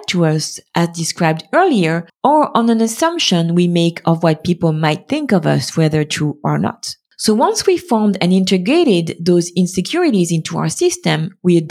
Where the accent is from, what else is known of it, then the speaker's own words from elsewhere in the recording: France; being born and raised in France in the middle of the 90s and 2000s